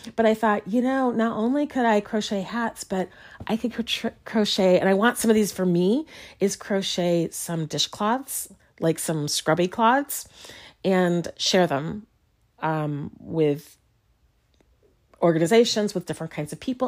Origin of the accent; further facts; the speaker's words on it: Chicago, Illinois, United States; now in Lawrence, Kansas, United States; my hometown of Chicago